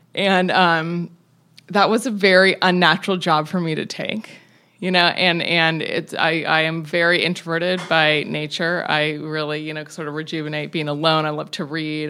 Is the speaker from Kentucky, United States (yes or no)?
no; Tacoma, Washington, United States; I grew up in Tacoma, Washington, in the woods